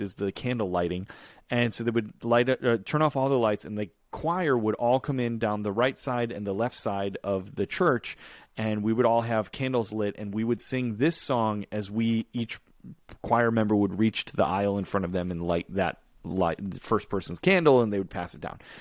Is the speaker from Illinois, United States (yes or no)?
yes; Chicago, Illinois, United States; when I was growing up in Chicago.